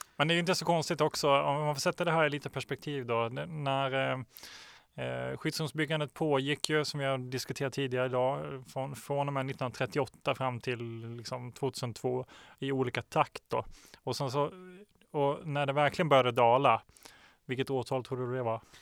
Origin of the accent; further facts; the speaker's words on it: Småland, Sweden; moved away; also born or lived in Norrland; jag är från Småland